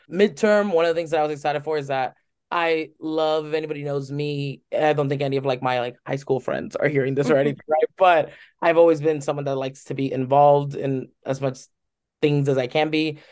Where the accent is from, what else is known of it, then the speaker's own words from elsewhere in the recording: United States; I'm Cuban American.